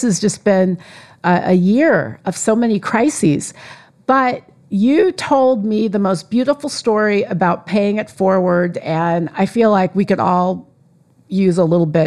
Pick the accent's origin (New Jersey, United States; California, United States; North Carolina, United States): California, United States; I am from California